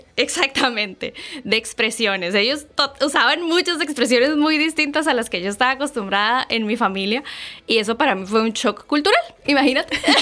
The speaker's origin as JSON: {"language": "Spanish", "town": "Santa Bárbara", "region": "Heredia", "country": "Costa Rica", "tie": "born or raised there", "also_born_or_lived": "San José, Costa Rica", "said": "Yo soy nacida y crecida en Costa Rica. Em, nací en San José, que es la provincia del país."}